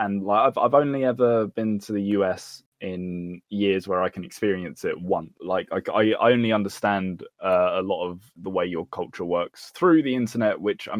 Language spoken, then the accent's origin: English; United Kingdom; I'm British.